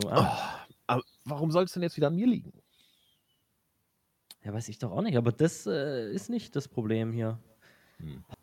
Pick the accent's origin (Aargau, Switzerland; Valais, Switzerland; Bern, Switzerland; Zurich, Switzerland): Aargau, Switzerland; wieder gecancelt, weil ich bin ja auch Aargauer und gehöre dahin.